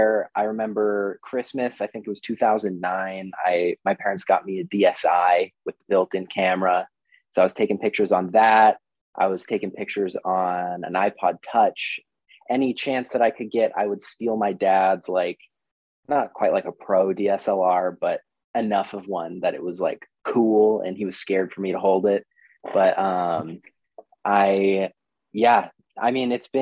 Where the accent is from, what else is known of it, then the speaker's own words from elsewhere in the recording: Shoreline, Stanwood / Camano Island, Washington, United States; now in Seattle, United States; I grew up in Shoreline, and I lived there until I was about 12. Then my family moved up north to town.